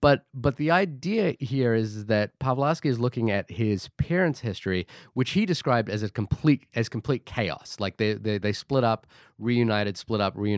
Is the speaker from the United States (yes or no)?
no; Fiji; born there; moved away; also born or lived in Australia / New Zealand; again, I was born in Fiji, moved to Australia, then New Zealand, and I am of Indian heritage.